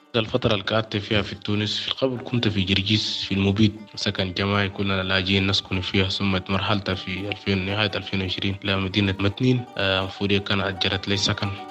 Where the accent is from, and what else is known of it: Sudan; born or raised there; moved away as an adult; also born or lived in Cairo, Egypt / Libya; now in Tunisia